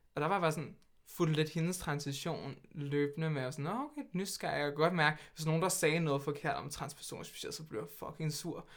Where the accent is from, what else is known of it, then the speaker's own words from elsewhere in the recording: Hvidovre, Capital Region of Denmark, Denmark; Jeg kommer fra Hvidovre, der er født og opvokset, med lidt nogle, et par års undtagelser, hvor jeg boede lidt her, her og